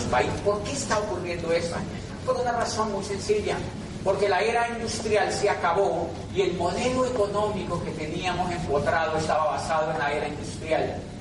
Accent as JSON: {"language": "Spanish", "country": "Colombia", "said": "hice un tránsito hacia el 2% de la población colombiana a través de la educación"}